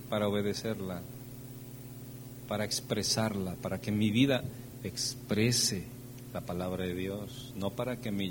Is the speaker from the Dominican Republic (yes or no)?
no; Veracruz, Mexico; Espérame, pero si yo, yo soy de Veracruz, nada bueno.